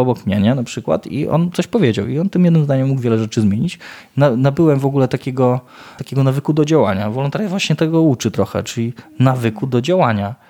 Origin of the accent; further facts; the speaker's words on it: Ełk, Warmian-Masurian Voivodeship, Poland; jestem z Ełku